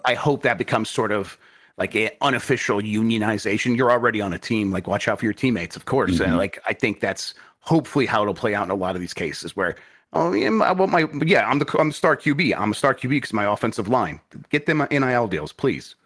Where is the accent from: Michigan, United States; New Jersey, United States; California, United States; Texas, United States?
Michigan, United States; I grew up in Michigan.